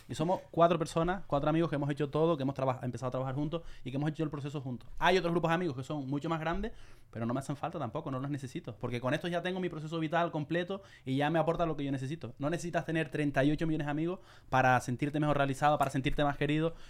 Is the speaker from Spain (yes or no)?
yes; Canary Islands, Spain; yo soy de Canarias, soy más animado